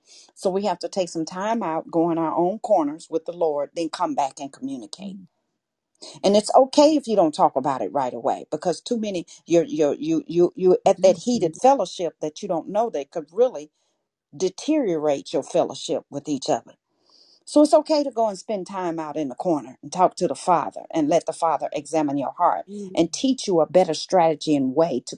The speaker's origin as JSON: {"language": "English", "region": "Arkansas", "country": "United States", "tie": "born or raised there", "said": "I was born and raised in Arkansas. So I'm a country girl from the rooter to the tooter."}